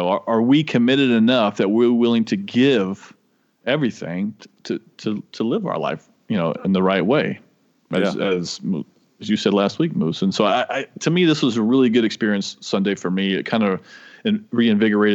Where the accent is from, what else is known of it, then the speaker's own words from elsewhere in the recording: the South, United States; I'm from the South.